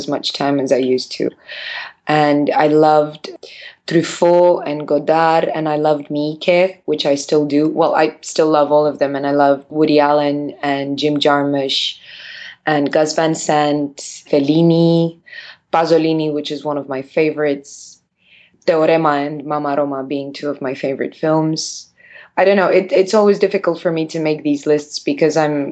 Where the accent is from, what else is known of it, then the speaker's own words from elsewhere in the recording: Bucharest, Romania; I was born in Bucharest and raised in Bucharest, where I live right now